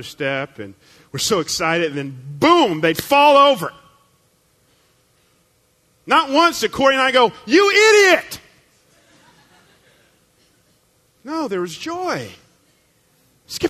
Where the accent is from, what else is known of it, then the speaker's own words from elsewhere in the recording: the Bible Belt, the South, United States; I grew up in the Bible Belt.